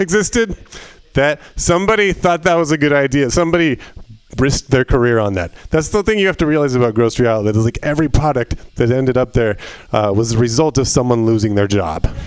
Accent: Northern California, United States; I grew up in Northern California

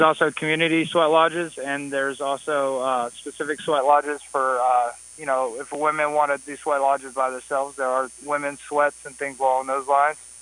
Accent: Atlanta, Georgia, United States; I'm from Atlanta, Georgia and I've been out here for a few months now

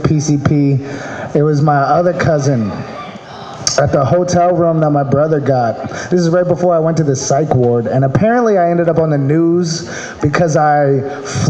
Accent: Maryland, United States; now in California, United States; I'm from Maryland.

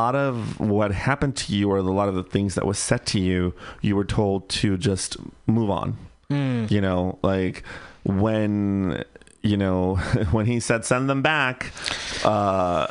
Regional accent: Bay Area, California, United States; I grew up in the Bay Area, so I was pretty lucky to live in a liberal bubble ish

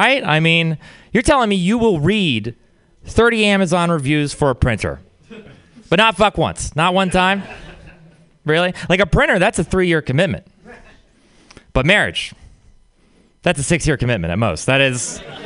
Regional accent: Texas, United States; Being from Texas, it's really it's a religious place. I had a weird upbringing

